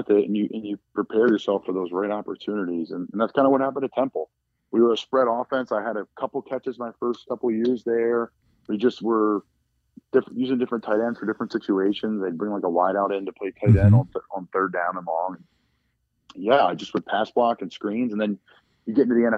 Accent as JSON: {"language": "English", "town": "Doylestown", "region": "Pennsylvania", "country": "United States", "said": "I'm from Doylestown, Pennsylvania"}